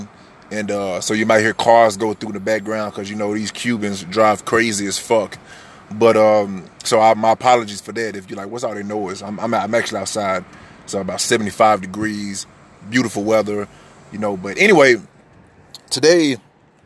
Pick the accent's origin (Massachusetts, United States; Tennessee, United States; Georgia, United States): Tennessee, United States; Memphis; also born or lived in Miami, Florida; I was born in Miami, but I was raised in Tennessee, Memphis, Tennessee